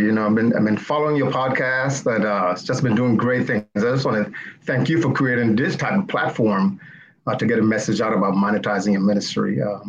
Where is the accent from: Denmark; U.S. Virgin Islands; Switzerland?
U.S. Virgin Islands; Saint Thomas; Well, so as you said earlier, I grew up in the Virgin Islands, St. Thomas to be exact, the best island, right?